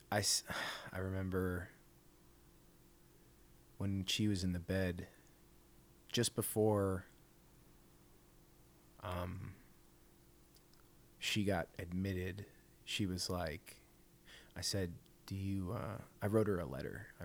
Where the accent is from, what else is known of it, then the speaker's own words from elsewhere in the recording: Canada; They know I'm from Canada, so they start saying like, oh, how are the lines for the healthcare?